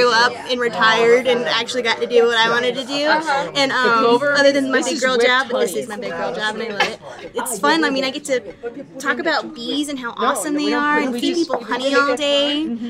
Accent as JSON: {"language": "English", "town": "Asheville", "region": "North Carolina", "country": "United States", "tie": "born or raised there", "said": "I grew up here in Asheville"}